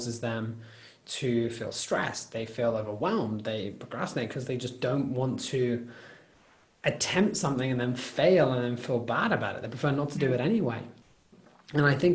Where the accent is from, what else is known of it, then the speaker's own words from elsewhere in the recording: United Kingdom; as a British